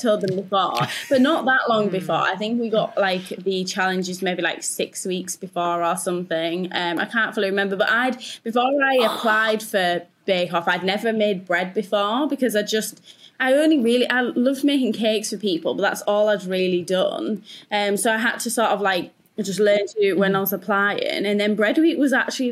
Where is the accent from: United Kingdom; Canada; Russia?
United Kingdom; Yorkshire and the Humber; I'm from Yorkshire